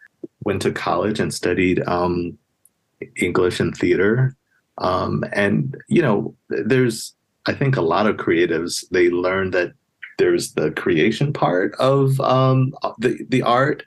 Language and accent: English; New York City, New York, United States; moved away; I grew up in a place called Queens, New York